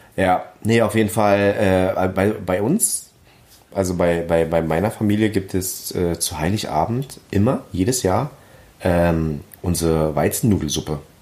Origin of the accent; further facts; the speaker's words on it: Berlin, Germany; accent: Berliner Schnauze / Berlin dialect; meine Berliner Schnauze